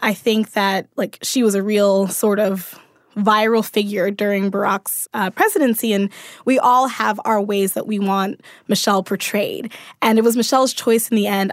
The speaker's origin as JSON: {"language": "English", "town": "Baltimore", "region": "Maryland", "country": "United States", "said": "I'm from Baltimore"}